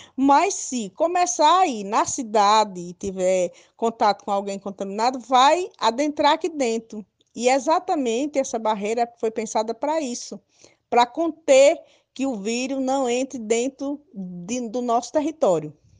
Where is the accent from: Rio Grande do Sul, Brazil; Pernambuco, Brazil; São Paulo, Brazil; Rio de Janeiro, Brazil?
Pernambuco, Brazil; Nazário village, near Ibimirim; próximo da minha aldeia, que é a Nazário, a primeira aldeia, que um saída para Ibimirim